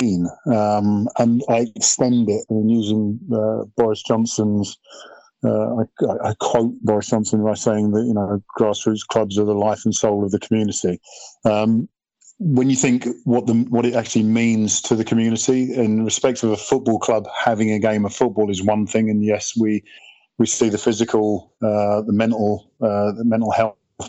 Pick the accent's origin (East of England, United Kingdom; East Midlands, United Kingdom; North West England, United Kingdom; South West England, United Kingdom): East of England, United Kingdom; Welwyn Garden City; My upbringing was courtesy of playing at under-10 level in Welling Garden with my mates